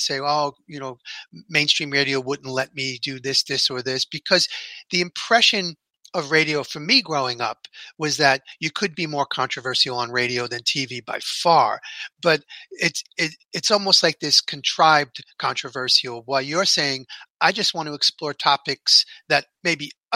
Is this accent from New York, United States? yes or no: yes; New York, United States; I grew up in New York, and we had, and we still have a version of it, but back in the day, we had WBAI, listener-funded radio